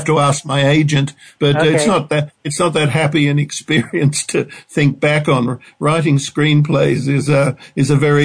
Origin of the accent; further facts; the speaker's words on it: Australia; moved away as an adult; also born or lived in Los Angeles, United States; now in Paris, France; I'd lived away from Australia for many years. In fact, I moved here from Los Angeles